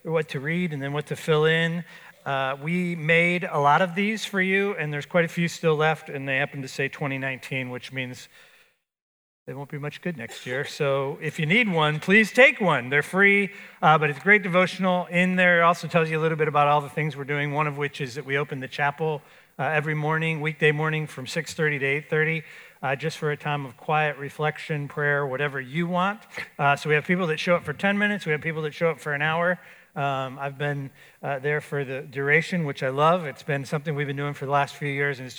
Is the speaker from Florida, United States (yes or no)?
yes; Florida, United States; I grew up in Florida.